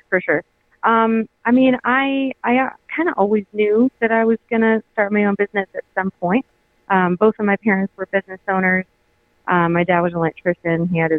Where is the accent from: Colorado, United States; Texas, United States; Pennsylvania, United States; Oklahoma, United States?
Colorado, United States; Alma; also born or lived in Georgia; Well, I grew up in Alma, which is right near Breckenridge. And I moved a lot when I was growing up.